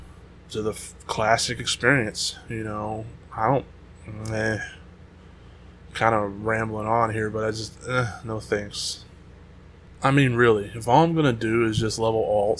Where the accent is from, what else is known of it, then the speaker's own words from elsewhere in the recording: United States; I'm American